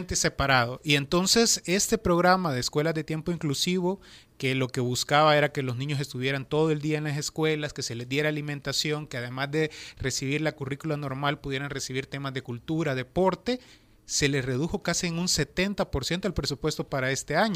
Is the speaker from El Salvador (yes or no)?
yes; Nahuizalco, Sonsonate, El Salvador; yo soy de Nahuizalco